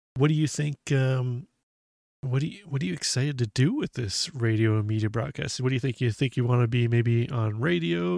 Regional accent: Canada; we're Canadian

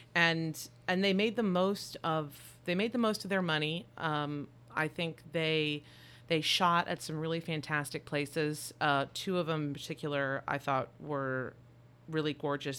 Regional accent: Texas, United States; We're from Texas

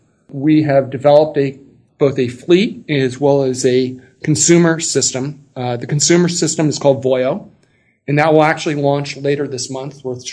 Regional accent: Los Angeles, California, United States; now in San Francisco, United States; I was born and raised in Los Angeles, California.

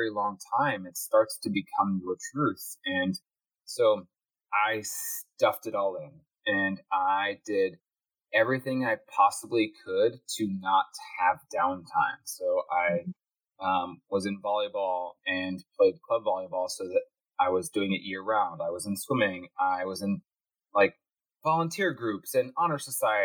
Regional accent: Chicago, Illinois, United States; I grew up in Midwest Chicago, suburban Chicagoland

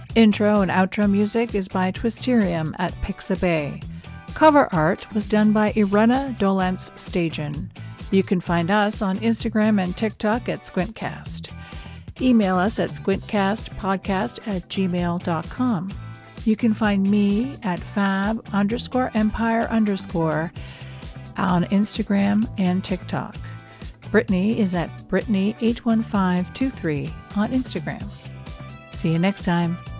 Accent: New Brunswick, Canada; I'm from New Brunswick

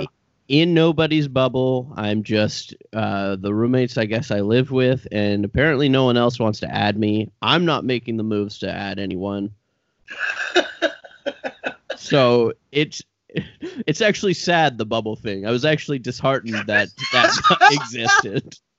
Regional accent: Brockville, Ontario, Canada; I grew up in Brockville

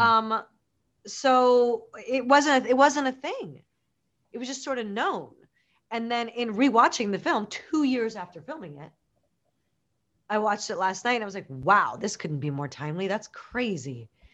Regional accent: Chicago, Illinois, United States; I grew up in Chicago

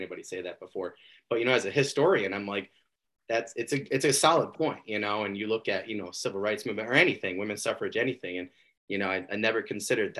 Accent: Michigan, United States; I'm from Michigan

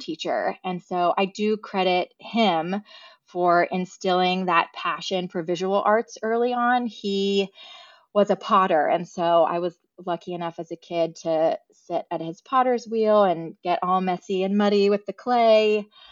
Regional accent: Alexandria, Virginia, United States; moved away as an adult; now in Charleston, United States; I did grow up right outside of D C, um, in Alexandria, Virginia

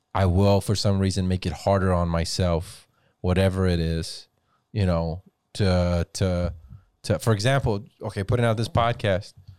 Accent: Weslaco, Texas, United States; growing up in the Valley in West Dakota, I can never say, "Oh, I'm Hispanic. Oh, I'm Latino." It was, "You're Mexican."

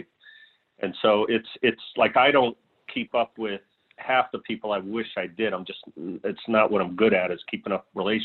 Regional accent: Hartford, Connecticut, United States; I grew up in Hartford, Connecticut

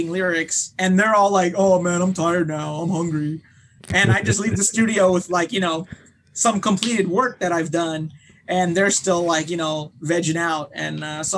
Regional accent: Long Beach, California, United States; I was born in Long Beach, California

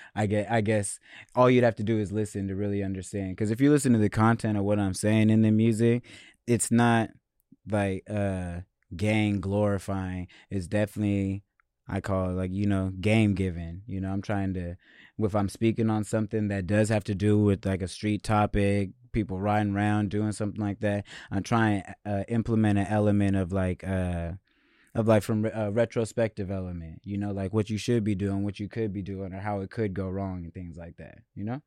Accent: Seattle, Washington, United States; growing up in Seattle, growing up in America as a black person

